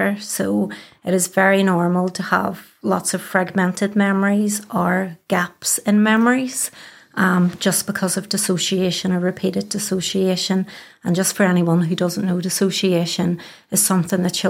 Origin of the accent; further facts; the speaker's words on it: Belfast, Northern Ireland, United Kingdom; I am born and bred in Belfast, as you can probably tell from the accent. I grew up around the Cliftonville area